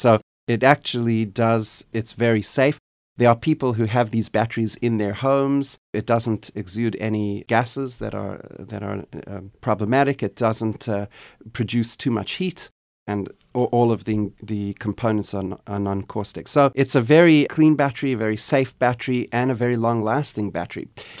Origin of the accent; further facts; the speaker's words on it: South Africa; born there; accent: Canadian; also born or lived in Canada; Well, I was born in South Africa, which is a country that is currently challenged by a lot of issues surrounding energy and energy availability and sustainability.